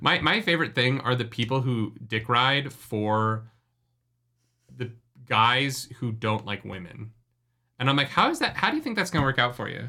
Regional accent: Canada; I am a Canadian with a musical theater degree

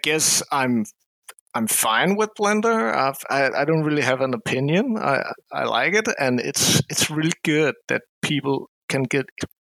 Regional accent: Denmark; I'm from Denmark

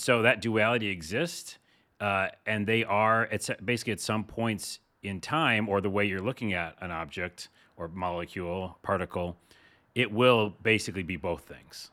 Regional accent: East Coast, United States; I'm from the East Coast

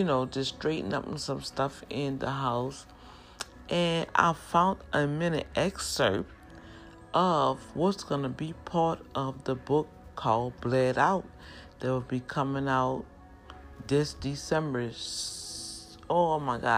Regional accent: New Orleans, Louisiana, United States; accent: New Orleans; when native New Orleans speak and they get excited and just want to just shout out to the world that life is good, we speak kind of fast.

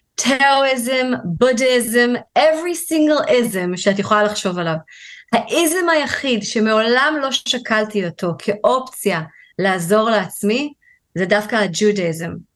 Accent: Tel Aviv, Tel Aviv District, Israel; moved away as an adult; now in England, United Kingdom; אני אה, גדלתי בישראל, בתל אביב

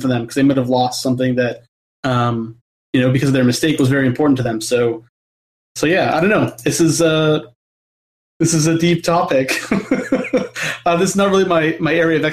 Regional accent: Canada; I'm Canadian

